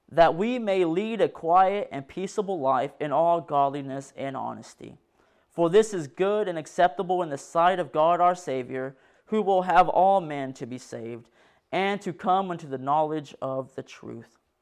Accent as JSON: {"language": "English", "town": "Decatur", "region": "Arkansas", "country": "United States", "said": "I'm from Decatur, Arkansas"}